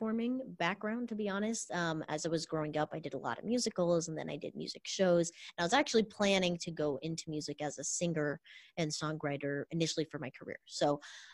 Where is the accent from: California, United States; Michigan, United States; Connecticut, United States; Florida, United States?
California, United States; Orange County; I grew up in Orange County in California